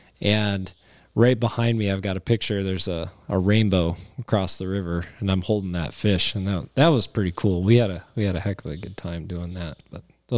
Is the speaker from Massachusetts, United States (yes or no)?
no; Cheyenne, Wyoming, United States; Well, we feel that way here in Wyoming, too. It's like, you know, I grew up in Cheyenne.